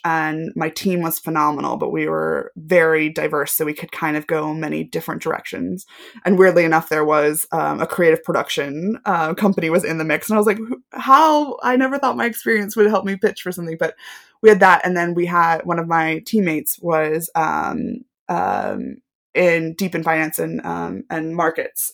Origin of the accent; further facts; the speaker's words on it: Knoxville, Tennessee, United States; moved away as an adult; also born or lived in Washington, D.C. / Manchester, United Kingdom; now in United Kingdom; a television network group, um, headquartered in my hometown